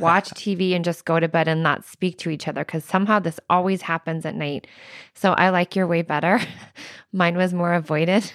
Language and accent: English; Midwest, United States; now in Arizona, United States; I'm from the Midwest